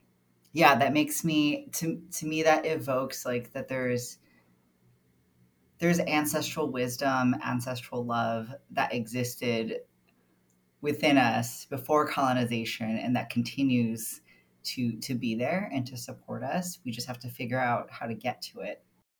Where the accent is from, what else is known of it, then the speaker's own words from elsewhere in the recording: Baltimore, Maryland, United States; Territory, otherwise known as Baltimore, Maryland. My ancestry is mostly Tagalog and some Chinoy, but I was raised here on Turtle Island.